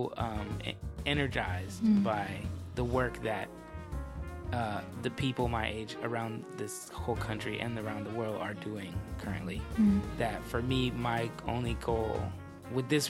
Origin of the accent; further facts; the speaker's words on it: Berkeley, California, United States; growing up in the Bay Area